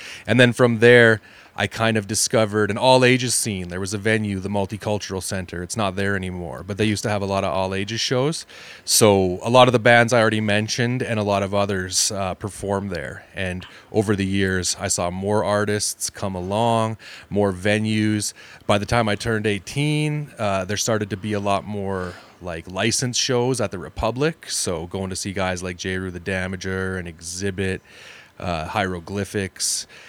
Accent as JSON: {"language": "English", "town": "Calgary", "region": "Alberta", "country": "Canada", "tie": "born or raised there"}